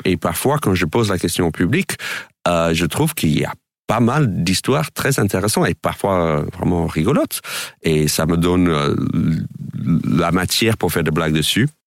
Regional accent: United States; French is a second language; moved away as an adult; now in France; en tant qu'Américain

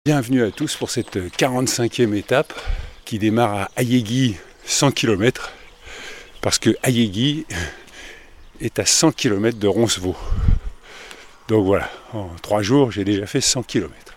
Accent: France; je viens de France

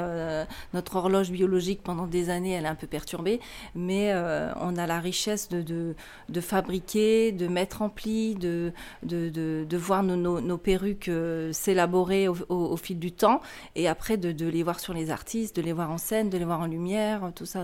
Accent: Lorraine, Grand Est, France; moved away; also born or lived in Strasbourg; je viens de la Lorraine

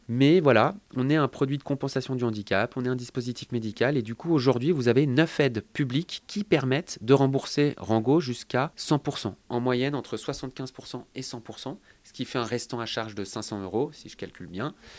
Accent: Lyon, Auvergne-Rhône-Alpes, France; nous, on est lyonnais. Donc, on a commencé à Lyon

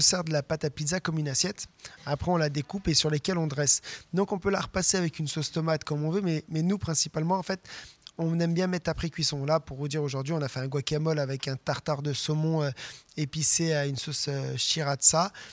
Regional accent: France; nous, on vient de la Bresse, à la base, moi et le chef des murs

